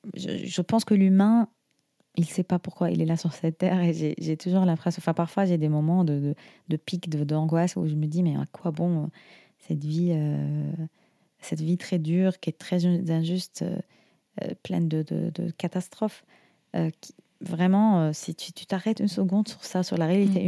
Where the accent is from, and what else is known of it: Syria